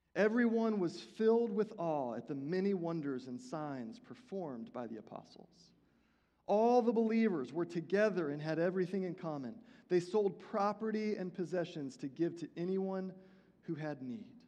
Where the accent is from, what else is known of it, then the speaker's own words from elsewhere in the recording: Houston, Texas, United States; the church that I attended was Vineyard Christian Fellowship of Houston